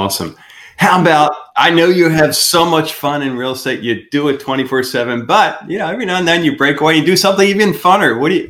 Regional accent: outside the Philadelphia area, Pennsylvania, United States; moved away; we're from Pennsylvania, outside the Philadelphia area

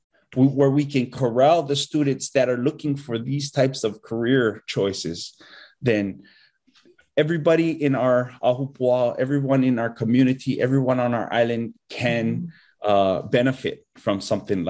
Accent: Hanalei, Hawaii, United States; I grew up farming kalo in Hanalei

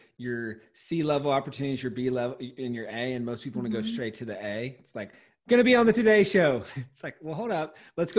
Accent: Walhalla, South Carolina, United States; the property that we grew up in Walhalla, South Carolina

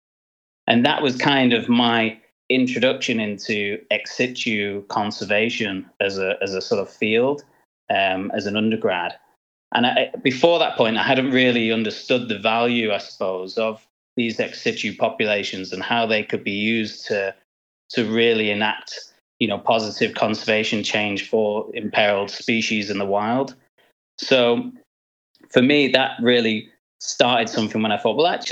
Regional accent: Manchester, North West England, United Kingdom; when I was growing up in Manchester.

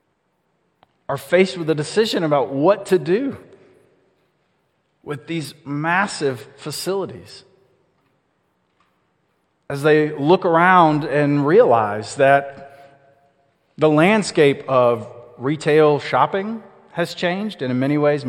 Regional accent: Austell, Georgia, United States; I grew up over in Austell, which is sort of a forgotten part of Cobb County between Marietta and Smyrna.

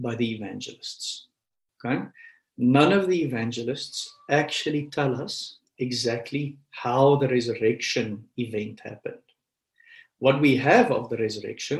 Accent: Pretoria, Gauteng, South Africa; I grew up in Pretoria

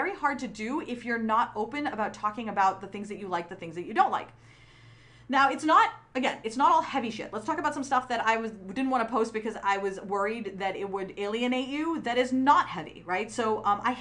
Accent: Pakistan; moved away; from Pakistan, I'm biracial, and I grew up in a dictatorship

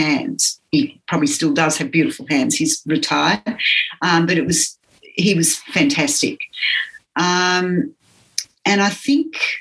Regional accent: Australia; I was teaching physiotherapy and, you know, I came from Australia

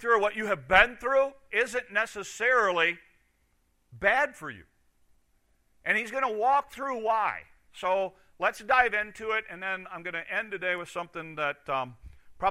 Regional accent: United States; as an American

